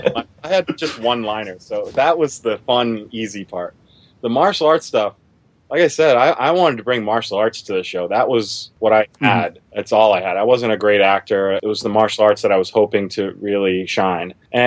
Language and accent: English; Massachusetts, United States; also born or lived in Germany; Now, I grew up in Massachusetts originally. I also grew up in Germany, too. But in Massachusetts is where I mostly grew up.